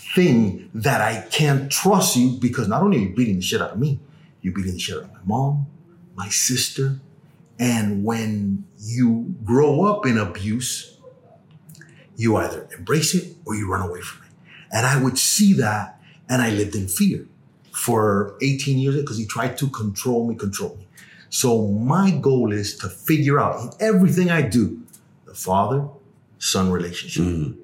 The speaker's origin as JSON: {"language": "English", "town": "Miami", "region": "Florida", "country": "United States", "tie": "born or raised there", "also_born_or_lived": "Cuba / Los Angeles"}